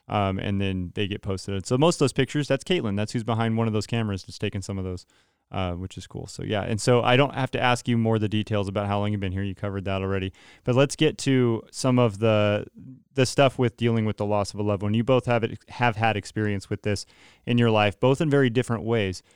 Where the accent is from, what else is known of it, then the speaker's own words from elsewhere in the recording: Modesto, California, United States; moved away as an adult; we're from the Modesto area